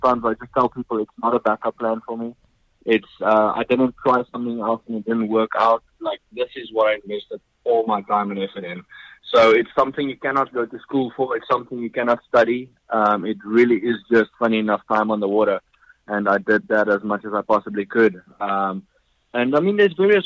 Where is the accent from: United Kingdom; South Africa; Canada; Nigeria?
South Africa; Pretoria, Gauteng; moved away; I was born in South Africa, a little town called Pretoria, where I actually grew up fishing for yellowfish and rainbow trout